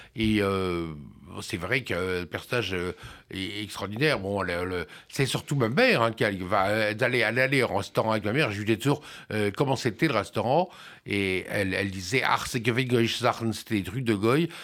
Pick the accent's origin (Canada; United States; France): France; chez nous en France